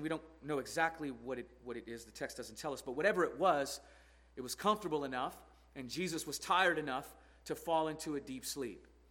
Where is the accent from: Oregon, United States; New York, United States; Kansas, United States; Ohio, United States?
Oregon, United States; Portland; I'm from Portland, Oregon, where it's always raining